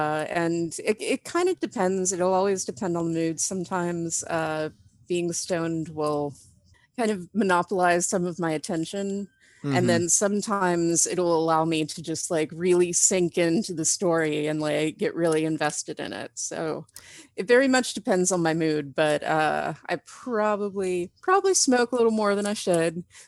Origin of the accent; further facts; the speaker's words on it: Tallahassee, Florida, United States; I'm originally from Tallahassee, Florida. Hmm. So it's Florida, but I grew up like 15 minutes away from Georgia. So it's still very much like the South.